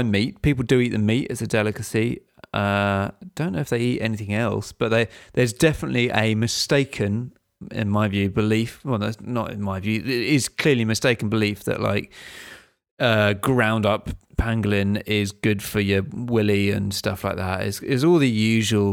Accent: England, United Kingdom; I'm from England and I'm here

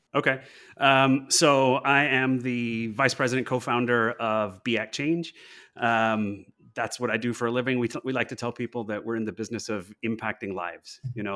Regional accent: Los Angeles, California, United States; I'm from Los Angeles originally

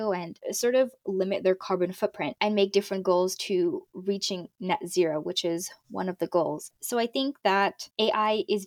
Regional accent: Morocco; now in Toronto, Canada; my home country, which is Morocco.

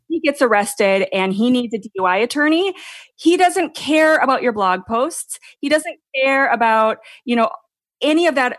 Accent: Minnesota, United States; moved away as an adult; now in California, United States; I live in California and I've been, I grew up in Minnesota

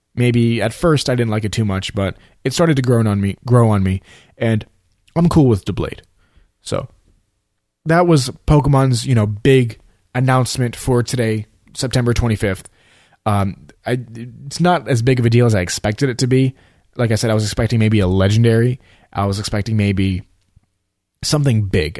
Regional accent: New York City, New York, United States; now in Florida, United States; I'm from New York, you know, I'm from Staten Island. I was born there, you know, and I visit New York as often as I can, even though I live here in Florida.

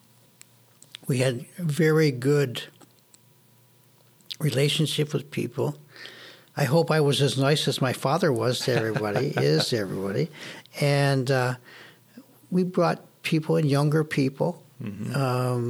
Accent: Buffalo, New York, United States; also born or lived in Syracuse; I moved back from Syracuse to Buffalo

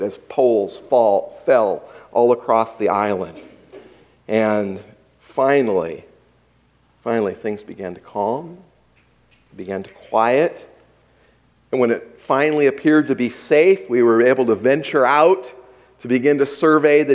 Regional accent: Hawaii, United States; I grew up in Hawaii

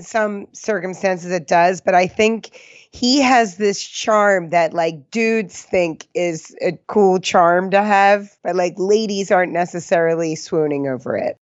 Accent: New Jersey, United States; Growing up in Jersey

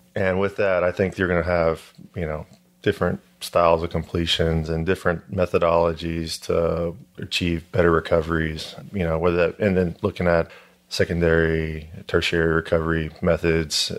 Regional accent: Houston, Texas, United States; I'm from Houston, so it's the market here is predominantly oil and gas

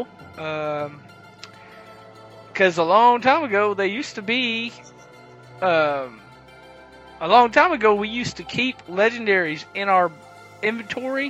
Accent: the South, United States; I'm from the South

